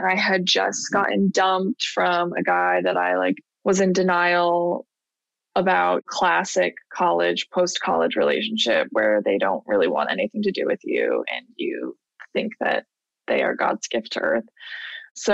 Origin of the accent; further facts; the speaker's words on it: Buffalo, New York, United States; also born or lived in California / Florida; Well, it's funny because I went New York to Florida and back to New York, because I was technically, until I was 10, I was born in California. Then I only moved to New York, Buffalo, New York, when I was 3.